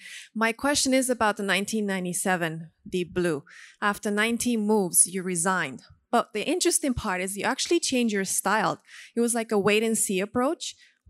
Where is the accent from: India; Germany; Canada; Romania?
Romania; now in Mexico; I live in Mexico, but I'm originally from Romania. There you go. I was born and raised in communism.